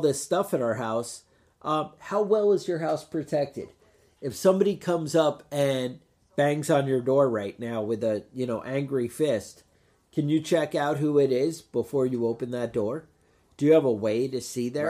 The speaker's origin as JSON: {"language": "English", "country": "United States", "said": "as an American"}